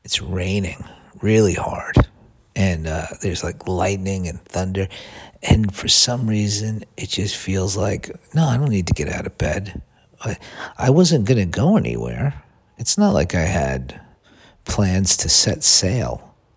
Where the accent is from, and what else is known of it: United States; moved away; also born or lived in Los Angeles